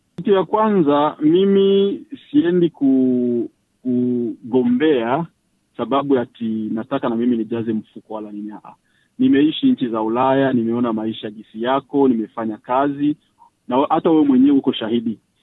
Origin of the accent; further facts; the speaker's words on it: DR Congo; now in Australia; raia wangu, raia wa Kongomani